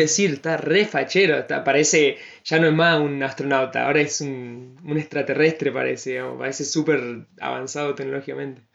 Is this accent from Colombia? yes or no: no; Argentina; como argentinos